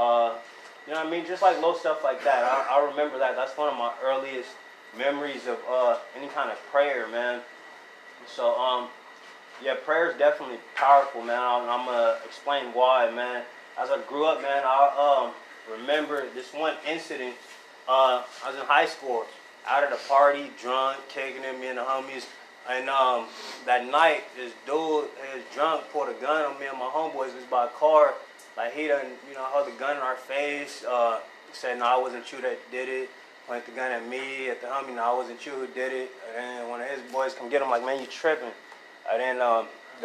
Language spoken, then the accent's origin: English; Diamond Bar, California, United States; also born or lived in Los Angeles; I moved from Los Angeles to a suburb outside of Los Angeles. Name of the city's Diamond Bar. There I stay with my grandma, my grandpa